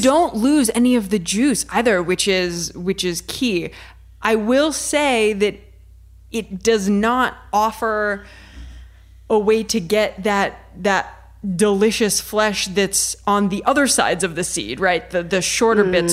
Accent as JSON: {"language": "English", "region": "Ohio", "country": "United States", "said": "I'm from Ohio"}